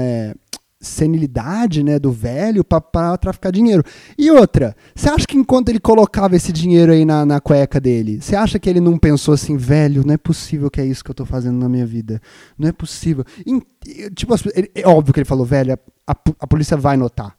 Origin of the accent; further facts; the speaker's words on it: Juiz de Fora, Minas Gerais, Brazil; moved away; o naipe do lugar de onde eu vim